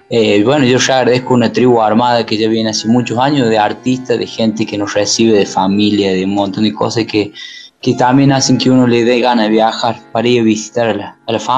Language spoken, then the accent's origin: Spanish; Córdoba, Argentina; Y bueno, cerca de mi tierra, que está la sierra, acá nomás un par de horitas y yendo y viniendo entre los dos lugares, y siempre acá en Córdoba, entre los valles, como los pájaros